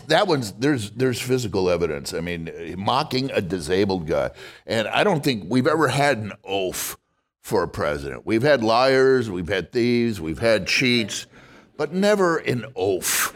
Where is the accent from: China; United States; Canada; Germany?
United States; Wisconsin; now in San Francisco, United States; I'm from Wisconsin and I go back home